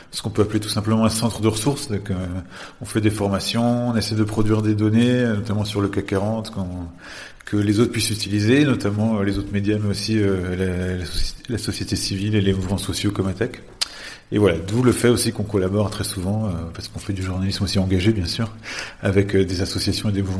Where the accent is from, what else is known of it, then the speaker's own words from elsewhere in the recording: France; en tant que en tant que Français